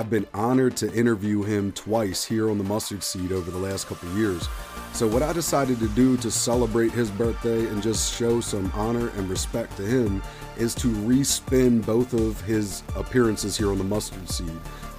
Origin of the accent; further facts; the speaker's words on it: Montgomery County, Pennsylvania, United States; Grew up outside of Philadelphia, Pennsylvania, in Montgomery County.